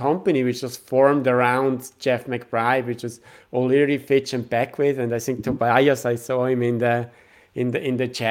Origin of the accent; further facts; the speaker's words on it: Switzerland; My background is I'm from Switzerland